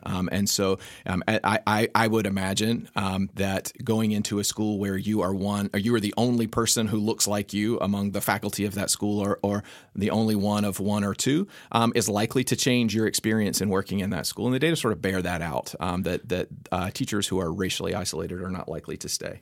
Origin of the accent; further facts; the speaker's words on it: North Carolina, United States; I grew up in North Carolina